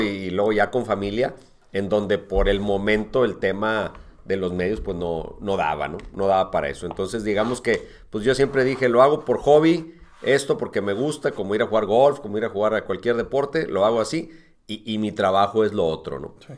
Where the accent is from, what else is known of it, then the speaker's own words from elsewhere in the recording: Monterrey, Nuevo León, Mexico; yo nací en Montevideo, Montevideo, Uruguay. Este, toda mi familia, todo mi origen, todo es uruguayo. Este, pero desde los seis años, es decir, desde 1973, hoy tengo 52, okay. pues ya vivo, he vivido en Monterrey. O sea, toda la vida he vivido en Monterrey